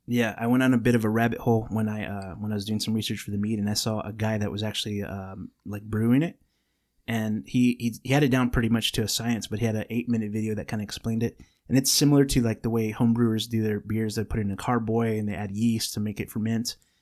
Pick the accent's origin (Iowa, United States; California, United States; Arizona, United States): California, United States; we were born in California